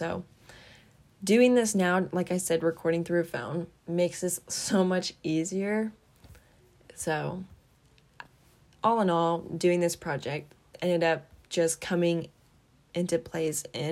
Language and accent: English; Kuna, Idaho, United States; all my life I've been here in Idaho, in Kuna, Idaho. This is where I've grown up